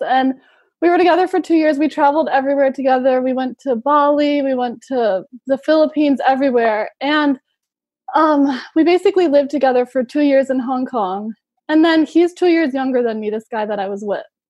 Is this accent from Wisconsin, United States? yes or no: yes; Milwaukee, Wisconsin, United States; moved away as an adult; now in Madrid, Spain; I'm from Milwaukee